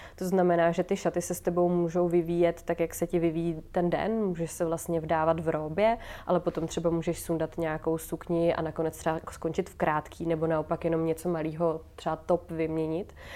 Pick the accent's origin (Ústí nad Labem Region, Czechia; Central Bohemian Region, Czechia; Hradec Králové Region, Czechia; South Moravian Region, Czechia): Hradec Králové Region, Czechia; Hradec Králové; now in Prague, Czechia; z Hradce vlastně odkud jsem